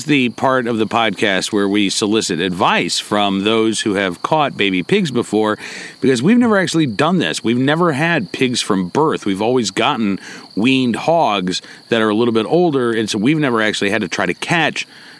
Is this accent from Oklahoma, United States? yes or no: yes; Oklahoma, United States; moved away; because I grew up in Oklahoma